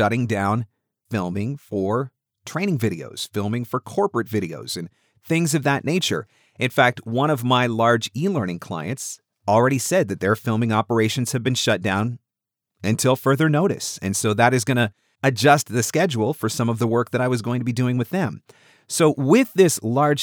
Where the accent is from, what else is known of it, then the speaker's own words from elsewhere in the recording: Canada; being a Canadian